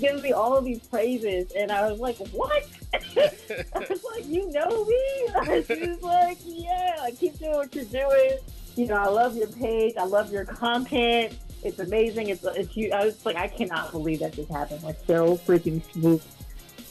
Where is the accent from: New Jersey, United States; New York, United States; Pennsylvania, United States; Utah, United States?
New York, United States; New York City; I'm from Harlem